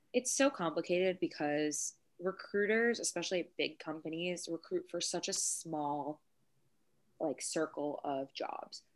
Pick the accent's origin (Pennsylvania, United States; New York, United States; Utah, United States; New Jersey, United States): New York, United States; Long Island; I'm from Long Island